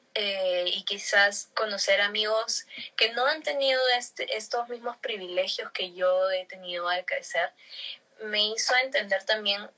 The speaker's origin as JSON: {"language": "Spanish", "region": "Lima", "country": "Peru", "tie": "born or raised there", "said": "yo crecí en Surco"}